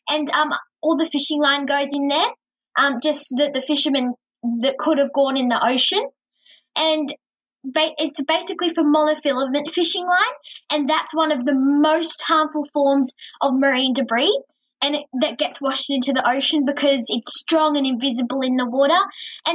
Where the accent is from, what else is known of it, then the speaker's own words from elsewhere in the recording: Port Macquarie, New South Wales, Australia; I'm 11 years old and I'm from Port Macquarie in Australia.